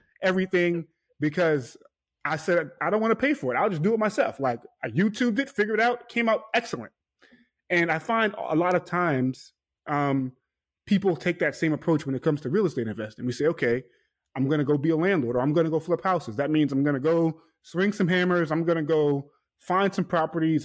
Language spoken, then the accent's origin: English; New York City, New York, United States; I'm from New York, from Queens, New York, Hollis, Queens